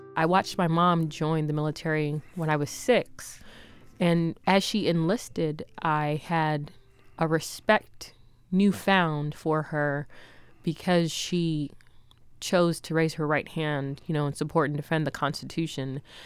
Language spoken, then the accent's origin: English; Jamaica; now in United States; I'm from Jamaica, but I'm American